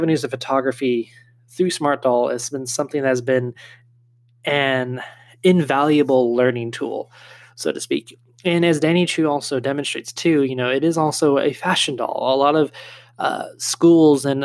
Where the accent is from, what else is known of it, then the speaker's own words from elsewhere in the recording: California, United States; moved away; where I grew up in California